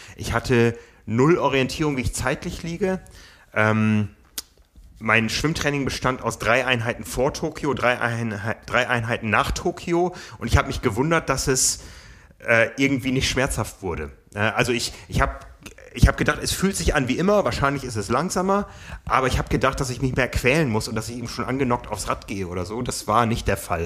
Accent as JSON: {"language": "German", "region": "Hamburg", "country": "Germany", "said": "Wir wissen ja hier als Hamburger"}